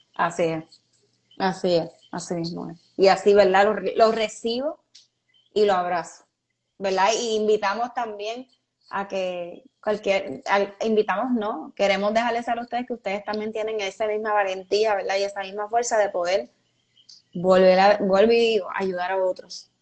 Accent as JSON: {"language": "Spanish", "country": "Puerto Rico", "said": "una de las peores cosas que por lo menos yo he vivido como puertorriqueña fue María"}